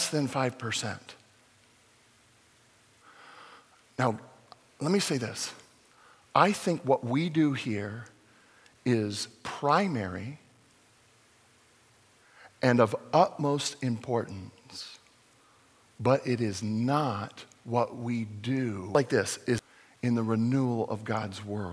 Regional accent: Fullerton, California, United States; my home church that I grew up in Fullerton

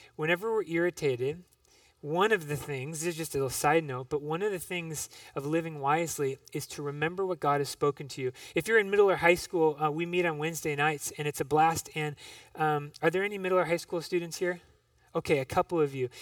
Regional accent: Minneapolis, Minnesota, United States; I grew up in Minneapolis

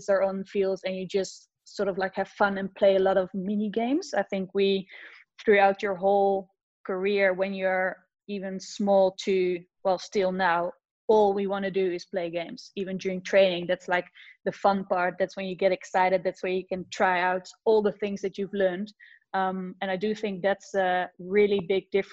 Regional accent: Zeist, Utrecht, Netherlands; also born or lived in Amsterdam; I'm originally from Zeist, which is a small little town close to Utrecht. So I started a small little club there

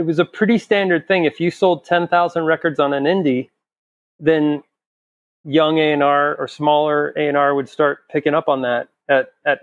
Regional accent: El Paso, Texas, United States; we're just from El Paso

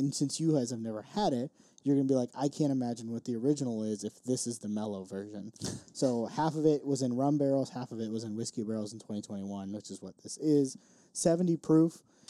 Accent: Chicago, Illinois, United States; I was born in Chicago

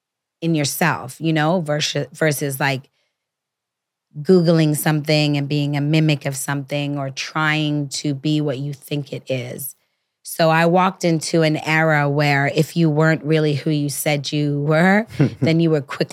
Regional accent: Toronto, Ontario, Canada; You know, I came from Toronto. Off a Greyhound bus. I didn't want to go home.

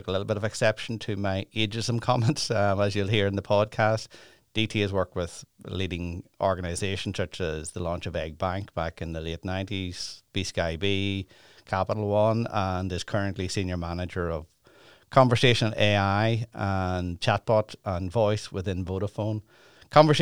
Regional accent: Ireland; being from Ireland

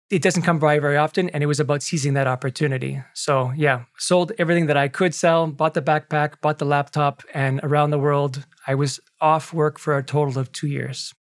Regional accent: Canada; I have a Canadian passport, of course, because I was born in Canada

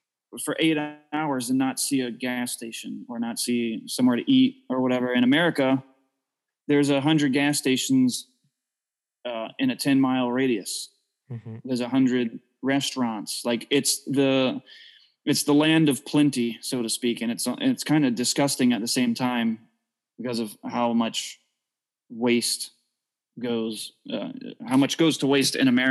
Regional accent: Jacksonville, Florida, United States; we're from Jacksonville, Florida

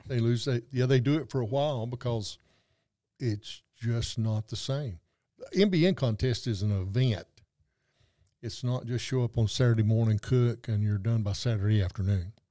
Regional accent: Western North Carolina, United States; moved away; coming from the North Carolina mountains

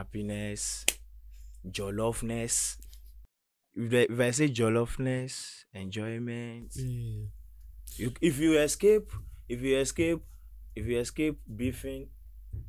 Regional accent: Lagos, Nigeria; I grew up on an island.

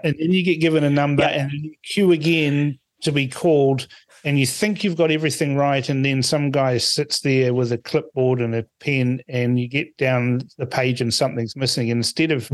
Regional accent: Suva, Central Division, Fiji; now in New Zealand; I was born in Suva

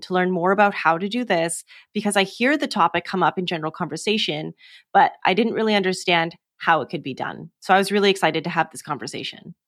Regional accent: the Prairies, Canada; moved away as an adult; now in Coast Salish territory (West Coast), Canada; I moved here in two thousand nineteen after growing up in the prairies

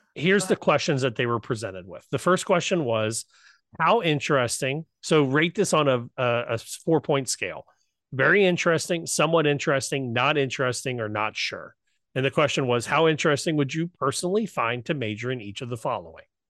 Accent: Southwest Ohio, United States; accent: Southwest Ohio; my Southwest Ohio ness, my hillbilliness

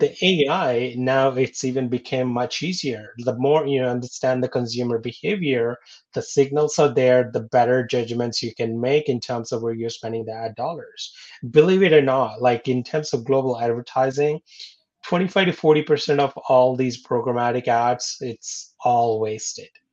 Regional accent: India; moved away; I'm born and raised in India

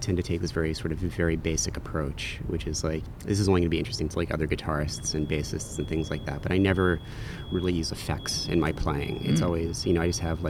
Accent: Baltimore, Maryland, United States; also born or lived in New York; I am originally from New York, but my family moved down to Baltimore, you know, when I was in middle school. So I kind of spent middle and high school down there

